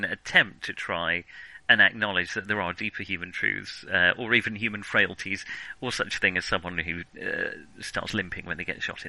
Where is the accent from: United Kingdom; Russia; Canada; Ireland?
United Kingdom; England; we're English